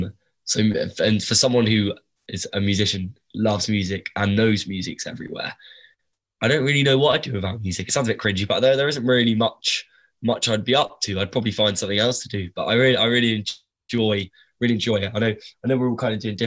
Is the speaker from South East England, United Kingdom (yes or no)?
yes; Southampton, South East England, United Kingdom; it's my hometown